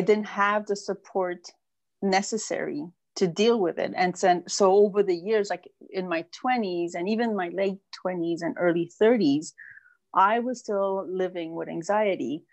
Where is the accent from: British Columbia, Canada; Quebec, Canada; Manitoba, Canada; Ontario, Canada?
Quebec, Canada; Montreal; born or raised there; also born or lived in France / English Canada